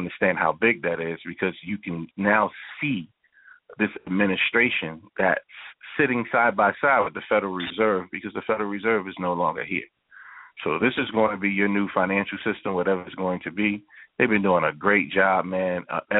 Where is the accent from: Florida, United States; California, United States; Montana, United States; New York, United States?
New York, United States; New York City; I grew up in Manhattan, right there in Harlem